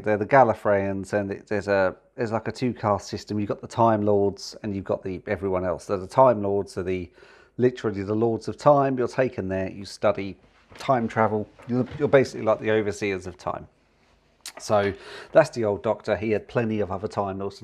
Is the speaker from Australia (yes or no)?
no; United Kingdom; being British